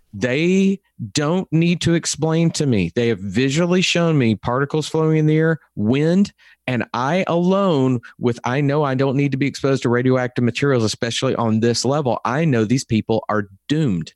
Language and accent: English; Texas, United States; accent: Texas; my Texas accent is different from other Texas, Texas accents.